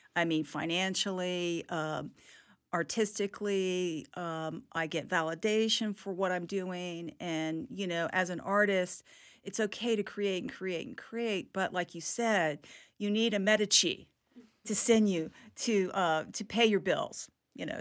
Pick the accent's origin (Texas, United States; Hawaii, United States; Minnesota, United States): Hawaii, United States; now in Tallahassee, United States; my life growing up in Hawaii